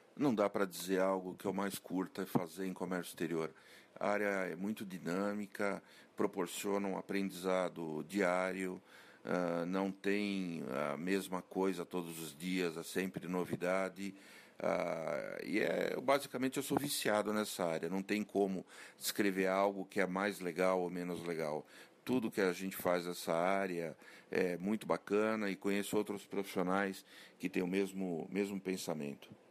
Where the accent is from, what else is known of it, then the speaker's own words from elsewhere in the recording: São Paulo, Brazil; sou da cidade de São Paulo